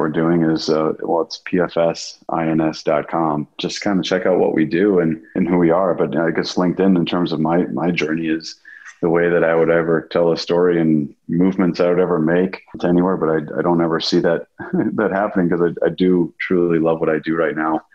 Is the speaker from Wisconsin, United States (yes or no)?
yes; Wisconsin, United States; I grew up in Wisconsin, a small town